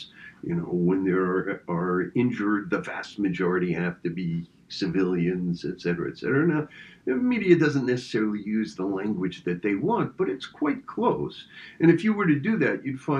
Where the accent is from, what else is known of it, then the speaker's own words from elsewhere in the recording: France; moved away; I was born in France and have lots of contacts in France, spend time in France